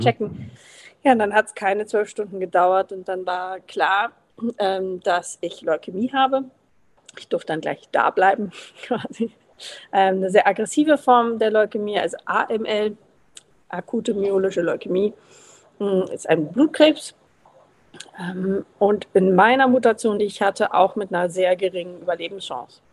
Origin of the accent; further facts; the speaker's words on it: Berlin, Germany; moved away; Ich komme ursprünglich aus Berlin